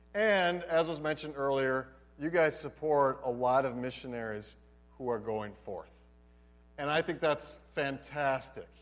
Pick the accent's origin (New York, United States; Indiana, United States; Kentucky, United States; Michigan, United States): Michigan, United States; Holland; moved away as an adult; also born or lived in Philippines; I grew up in Holland, Michigan.